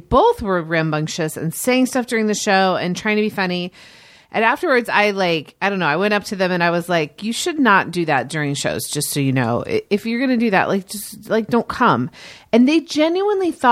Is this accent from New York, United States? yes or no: no; Indianapolis, Indiana, United States; riding around my subdivision in Indianapolis in 1980